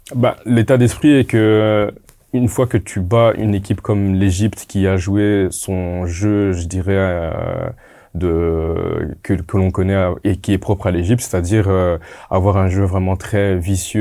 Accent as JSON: {"language": "French", "country": "DR Congo", "said": "Moi en tant que Congolais"}